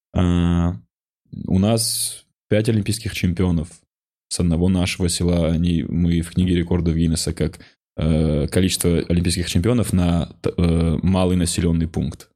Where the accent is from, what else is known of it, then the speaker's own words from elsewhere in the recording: North Ossetia–Alania, Russia; moved away as an adult; я из Осетии